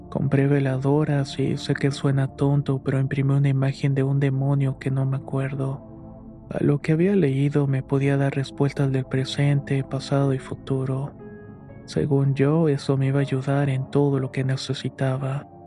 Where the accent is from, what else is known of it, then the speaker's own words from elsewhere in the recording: Guadalajara, Jalisco, Mexico; now in Serano, Mexico; soy originario de Guadalajara, aunque actualmente resido en Serano, Guanajuato, el cual es un pequeño pueblo colindante a Michoacán.